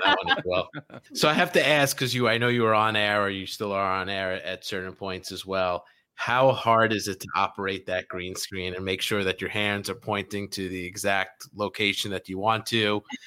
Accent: New York City, New York, United States; I grew up in New York

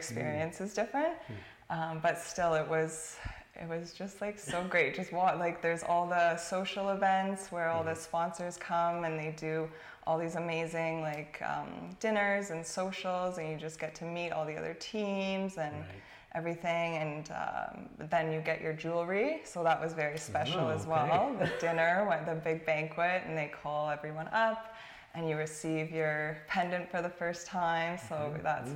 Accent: Kleinburg, Ontario, Canada; also born or lived in Newfoundland; I just grew up in Kleinberg

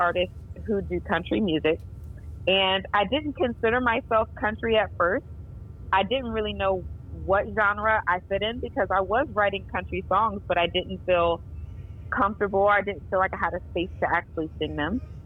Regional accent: Norfolk, Virginia, United States; I'm from Norfolk, Virginia, and I went to Norview High School

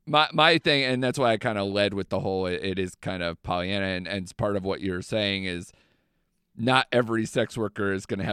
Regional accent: United Kingdom; I'm extremely British, and to see all sides. Yeah. We're, you know, cold, emotionless generations that try to slowly come out of our shell

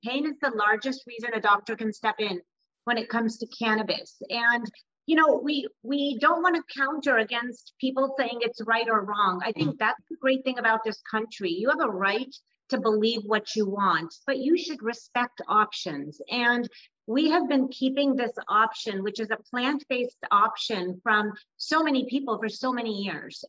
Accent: East Bay, California, United States; which is my hometown as well, I grew up in the East Bay

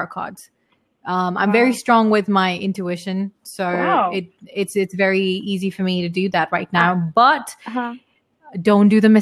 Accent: United Kingdom; moved away; I come from like three different cultures, and I was brought up in UK.

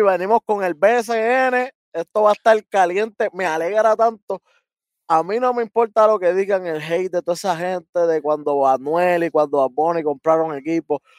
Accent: Puerto Rico; soy de aquí

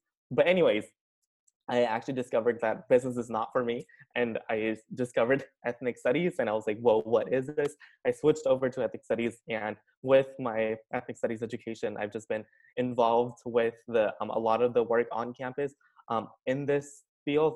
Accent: Sacramento, California, United States; also born or lived in India; now in San Luis Obispo, United States; I came to Cal Poly 2 years ago from Sacramento. That's where like my quote unquote hometown is

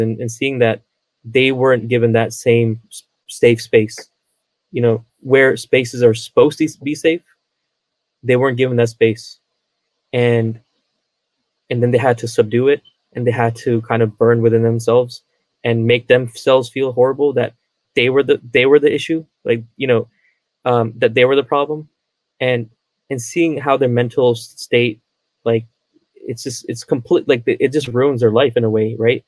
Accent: United States; I'm from Maryland, Virginia area

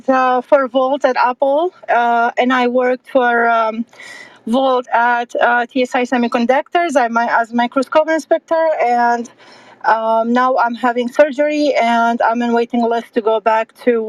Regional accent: Iraq; moved away; I was born in Iraq, 1980, when the Iranian and Iraq war started

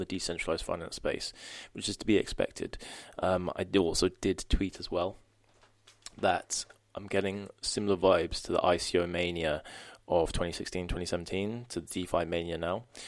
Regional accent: United Kingdom; being a Brit

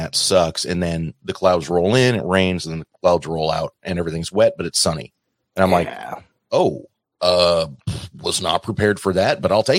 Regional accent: Oregon, United States; moved away as an adult; now in Florida, United States; I'm actually reaching the point where I've stopped telling people that I'm from Oregon.

